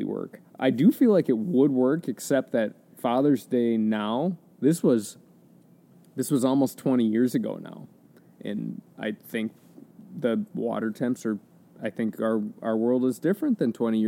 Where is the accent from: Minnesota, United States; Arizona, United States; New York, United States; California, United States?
Minnesota, United States; Mankato; I grew up in Mankato